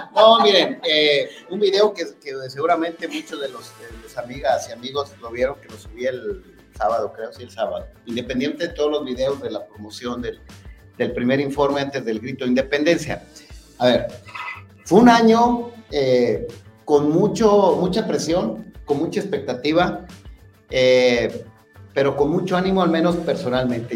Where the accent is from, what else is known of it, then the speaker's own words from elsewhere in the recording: Tonalá, Jalisco, Mexico; los que somos de Tonalá, los que estamos aquí sentados, somos tonaltecas, tonaltecas, aquí nacimos, aquí están los abuelos este, sepultados